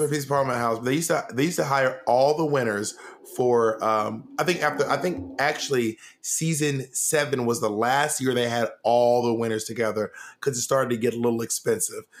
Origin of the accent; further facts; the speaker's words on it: Columbus, Georgia, United States; I was born in Columbus, Georgia